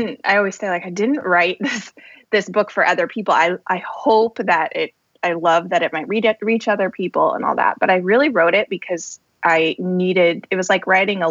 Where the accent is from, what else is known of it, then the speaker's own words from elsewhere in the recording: Colorado, United States; moved away as an adult; also born or lived in Boston; now in north of Boston, United States; I was born in Colorado in a little town south of Denver and grew up there. I lived there my whole life until I went to college in Colorado too